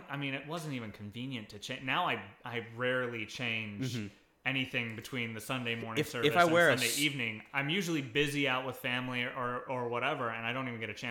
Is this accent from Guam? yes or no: yes; Guam; born or raised there; moved away